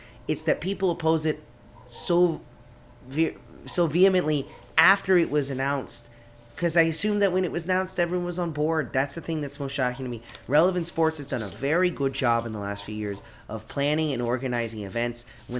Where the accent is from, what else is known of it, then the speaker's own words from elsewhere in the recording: United States; we're all sitting here as American fans of European teams.